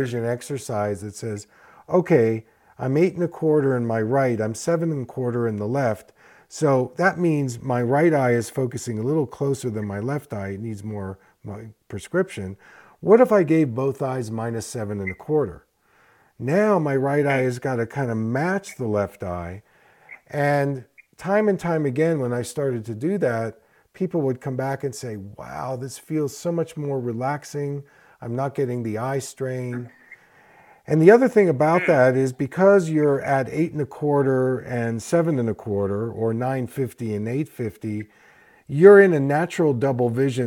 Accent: East Coast, United States; also born or lived in Philadelphia; I grew up in the East Coast, and so I began my first practice in Philadelphia

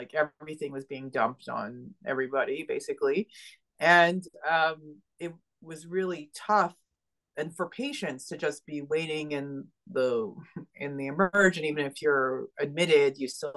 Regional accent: Ottawa, Ontario, Canada; moved away as an adult; also born or lived in Montreal, Quebec; I ended up in Quebec, in Montreal, Quebec, which is actually not far from Ottawa, my hometown.

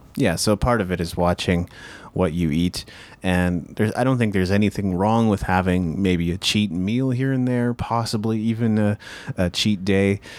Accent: Japan; now in North America; I grew up in Japan

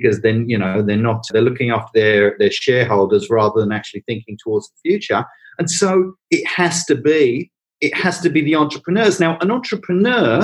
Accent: England, United Kingdom; accent: English (Pommy); now in Australia; as you can tell from my accent, I'm a POM.

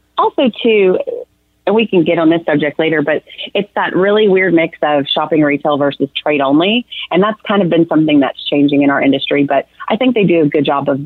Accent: Arkansas, United States; now in Texas, United States; I'm originally from Arkansas, which is just a neighbor just right over here to the east.

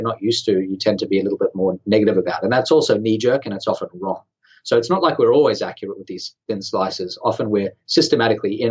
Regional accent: Sydney, New South Wales, Australia; I'm from Australia. I'm from Sydney.

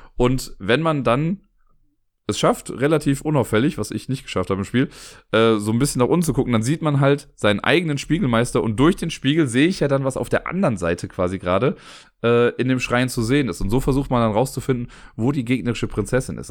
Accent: Cologne, North Rhine-Westphalia, Germany; aus Köln

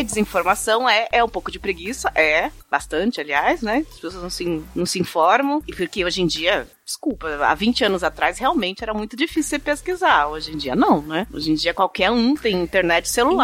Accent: São Bernardo do Campo, São Paulo, Brazil; Eu não preciso dizer que eu sou de São Bernardo do Campo

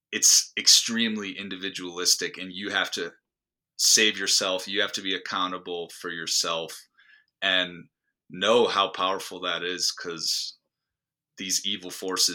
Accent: Chicago, Illinois, United States; I grew up outside of Chicago, same area as you, Alex

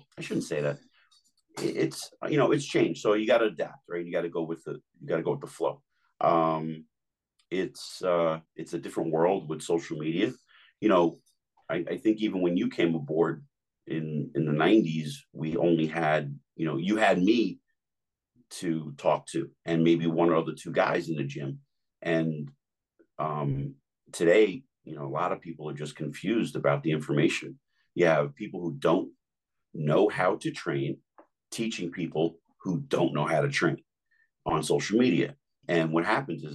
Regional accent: Jersey City, New Jersey, United States; I grew up in Jersey City

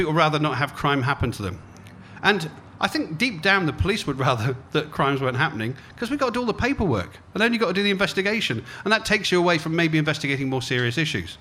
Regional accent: Cornwall, South West England, United Kingdom; moved away as an adult; also born or lived in London; having grown up in Cornwall

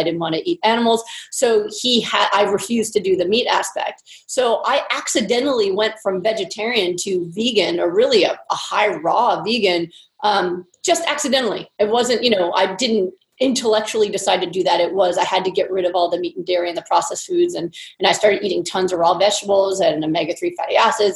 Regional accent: Pennsylvania, United States; moved away as an adult; now in California, United States; I was trained and I grew up in Pennsylvania

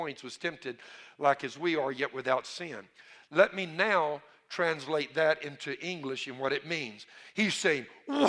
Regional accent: Cajun, Louisiana, United States; I'm a Cajun.

